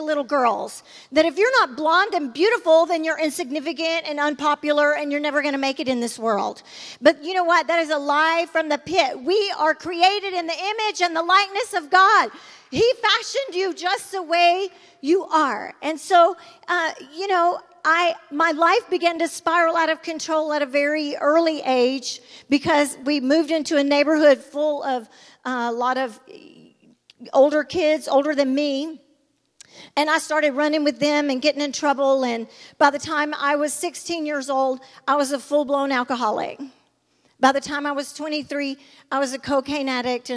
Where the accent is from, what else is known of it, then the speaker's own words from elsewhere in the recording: Sylacauga, Alabama, United States; also born or lived in Birmingham, Alabama; I was raised in Sylacauga, and then we came to Birmingham where my Nana lived